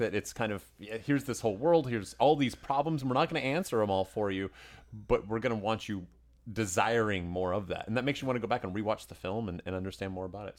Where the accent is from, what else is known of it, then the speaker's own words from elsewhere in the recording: Tennessee, United States; the whole neighborhood growing up in Tennessee